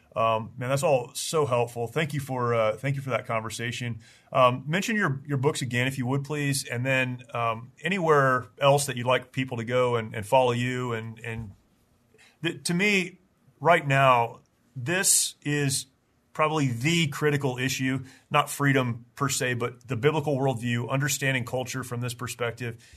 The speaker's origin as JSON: {"language": "English", "country": "United States", "said": "as an American, you know, who was raised in a very conservative, patriotic home"}